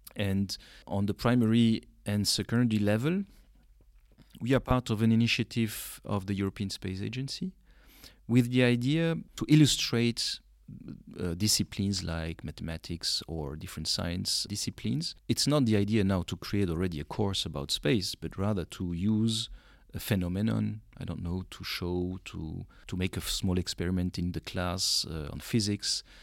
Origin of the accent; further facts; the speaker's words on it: Belgium; moved away as an adult; now in Luxembourg; the whole story starts in Belgium because I grew up in Belgium and went also to the university